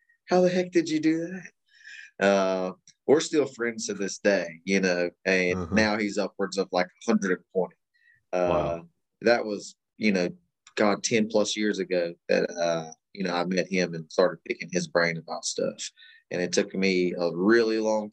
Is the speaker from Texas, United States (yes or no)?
no; Kanawha County, West Virginia, United States; We're both born and raised here in West Virginia and, you know, primarily Kanawha County. I'm from Austin's West Side